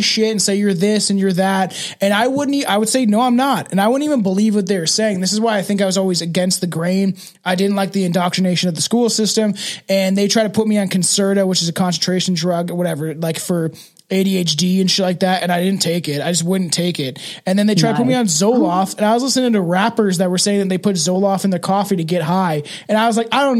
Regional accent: Canada; my right as a Canadian citizen

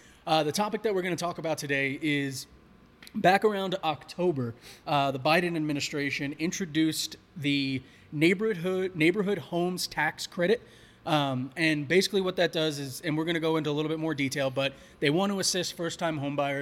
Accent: New York, United States; moved away; I grew up on the East Coast in New York

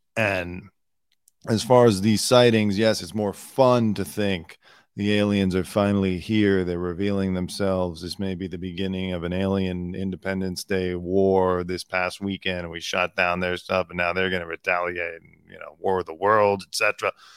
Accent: United States; I'm an American

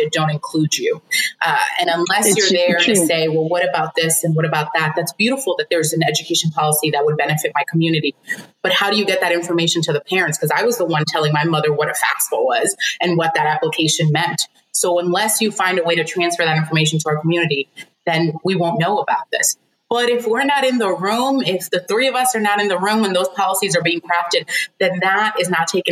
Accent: New York, United States; moved away as an adult; also born or lived in Santo Domingo, Dominican Republic; now in Florida, United States; my mom and my brothers, we moved to New York, the Bronx, rep in the Bronx hard. We moved to the BX when I was very young

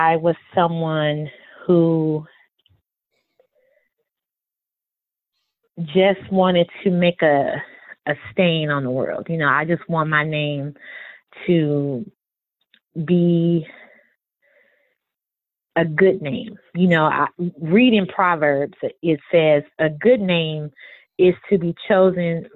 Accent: California, United States; moved away; I was born in California originally

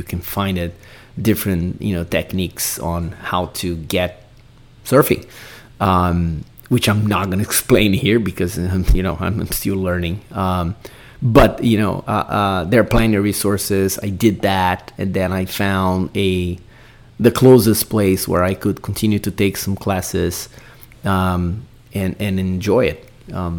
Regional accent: Brazil; moved away; growing up in Brazil, going to the beach many times

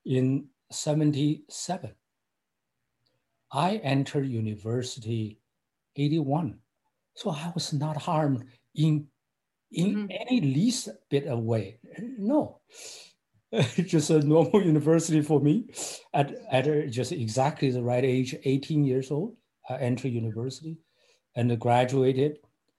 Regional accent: Xi'an, Shaanxi, China; English is a second language; moved away as an adult; also born or lived in Cambridge, Massachusetts, United States; now in United States; my hometown was Xi'an

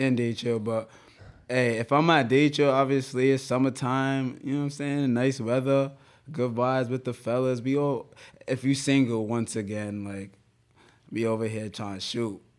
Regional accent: Rhode Island, United States; we're from Rhode Island, bro. Everybody knows everybody.

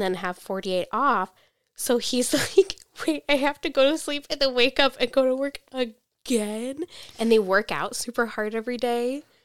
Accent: United States

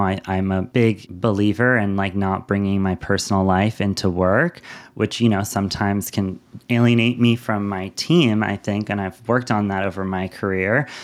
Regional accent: New York City, New York, United States; moved away; growing up in Lower Manhattan

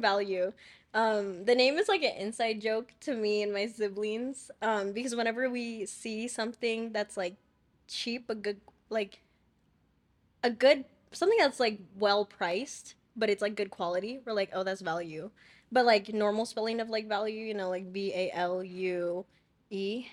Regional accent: Chino Hills, California, United States; where I live, 'cause I'm from Chino Hills

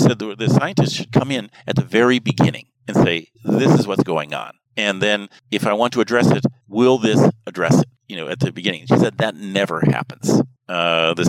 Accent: a small town outside of Seattle, American West, Washington, United States; I'm from the American West. That's where I was raised, in a small town outside of Seattle.

